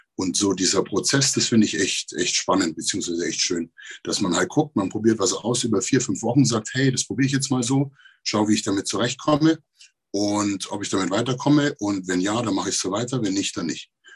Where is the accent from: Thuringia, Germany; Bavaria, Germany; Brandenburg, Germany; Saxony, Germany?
Bavaria, Germany; Neumarkt in der Oberpfalz; ich bin aus Neumarkt in der Oberpfalz